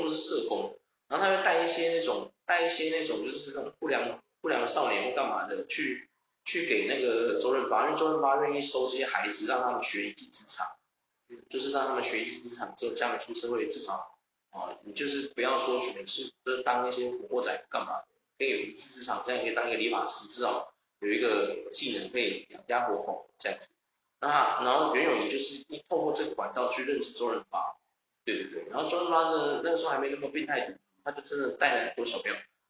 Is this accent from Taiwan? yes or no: yes; Taiwan; 就是说哦，我们台湾人太爽，太爽，真的太爽。